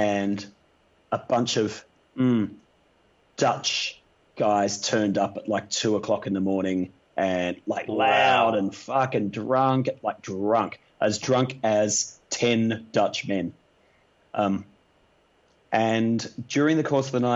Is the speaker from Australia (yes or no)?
yes; Australia; we're fucking Aussie blokes